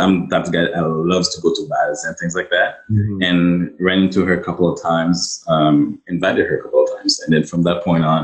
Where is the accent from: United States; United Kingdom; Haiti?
Haiti; now in Ottawa, Canada; Regular guy from Ottawa, born and raised in Haiti